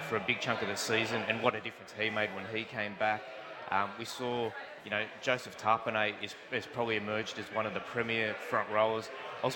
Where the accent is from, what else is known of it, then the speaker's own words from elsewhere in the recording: Merrylands, New South Wales, Australia; I grew up in Merrylands.